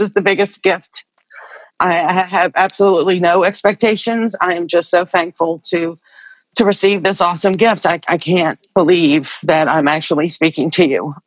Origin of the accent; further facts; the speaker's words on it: Slidell, Louisiana, United States; I'm from Slidell, Louisiana